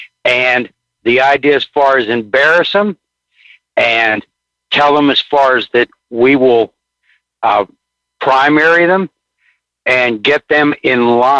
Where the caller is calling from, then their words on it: Pittsburgh, Pennsylvania, United States; I'm calling from Pittsburgh, PA.